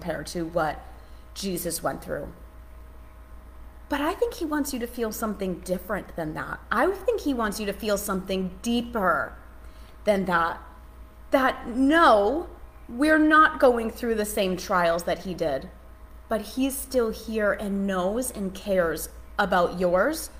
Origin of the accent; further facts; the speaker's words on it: Massachusetts, United States; now in Charlotte, United States; I'm from Charlotte. We live in Charlotte. I'm from Massachusetts. So I'm here now